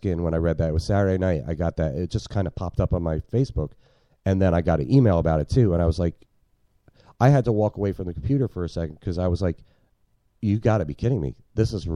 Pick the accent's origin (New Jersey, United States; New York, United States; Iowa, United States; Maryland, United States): New Jersey, United States; moved away as an adult; I'm from New Jersey, man. New Jerseyans don't say y'all